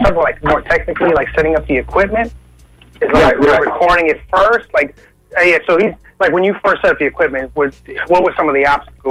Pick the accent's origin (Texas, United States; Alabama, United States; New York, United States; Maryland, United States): New York, United States; New York City; now in South Florida, United States; I'm from New York City, and I've been all over the place